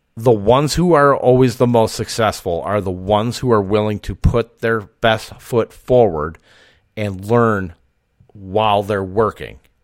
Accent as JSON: {"language": "English", "region": "Wisconsin", "country": "United States", "accent": "Wisconsin", "said": "my Wisconsin accent"}